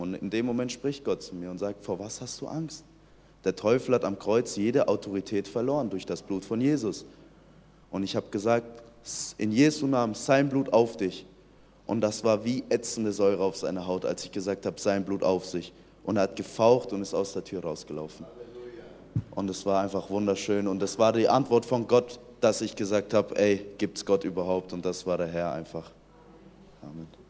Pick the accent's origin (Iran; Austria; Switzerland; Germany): Iran; ich bin 2003 im Iran geboren